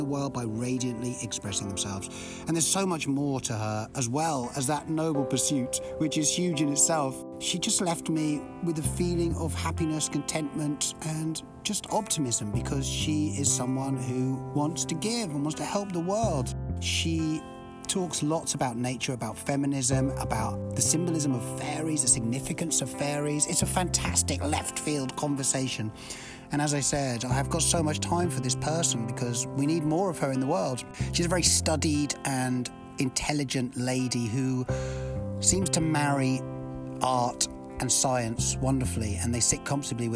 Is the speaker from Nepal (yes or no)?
no; United Kingdom; moved away as an adult; now in United States; I'm from the UK